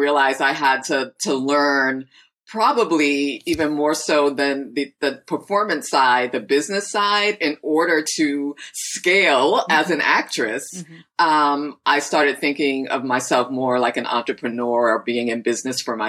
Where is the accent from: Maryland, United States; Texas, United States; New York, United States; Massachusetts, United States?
Massachusetts, United States; Boston; moved away as an adult; also born or lived in Los Angeles; I actually am just moving back after 20 years of living